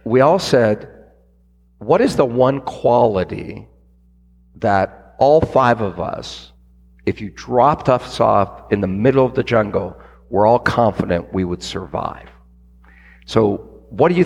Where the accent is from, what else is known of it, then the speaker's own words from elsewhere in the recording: Canada; I'm Canadian